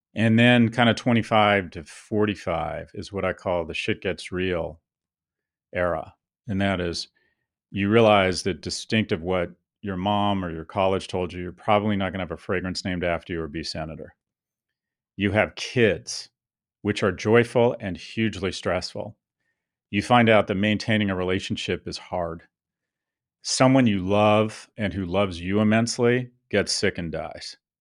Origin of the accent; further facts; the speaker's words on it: United States; moved away as an adult; also born or lived in Soho / Delray Beach; now in London, United Kingdom; I was blessed to be born and raised in America.